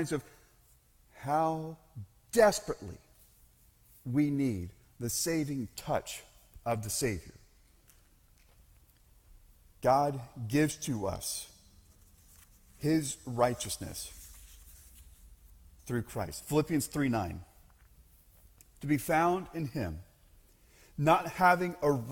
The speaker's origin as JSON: {"language": "English", "region": "Central Florida", "country": "United States", "tie": "born or raised there", "said": "I grew up in Central Florida. I grew up in a fairly strict Southern Baptist church environment in Central Florida."}